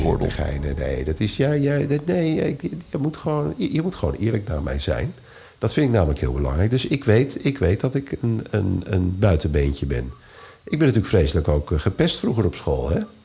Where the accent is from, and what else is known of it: Netherlands